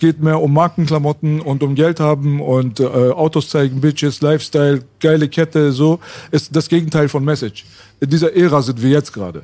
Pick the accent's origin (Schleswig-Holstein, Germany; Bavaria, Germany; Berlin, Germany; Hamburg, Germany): Berlin, Germany; Jetzt kommen wir aus Kreuzberg oder Schöneberg